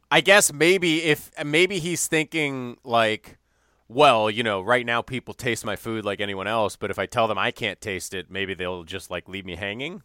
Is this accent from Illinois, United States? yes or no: yes; Evanston, Illinois, United States; went to Northwestern, which, of course, is in my hometown